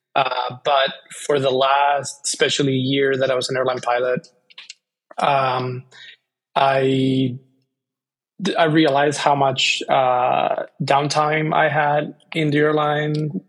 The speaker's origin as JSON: {"language": "English", "country": "Spain", "tie": "born or raised there", "also_born_or_lived": "Bay Area, United States", "moved": "as an adult", "lives_now": "United States", "said": "I grew up in Spain."}